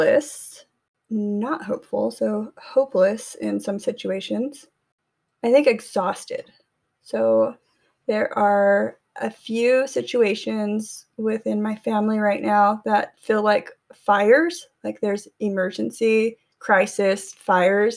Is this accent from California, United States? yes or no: yes; Tulare, California, United States; moved away; I went back to my hometown, Tulare, California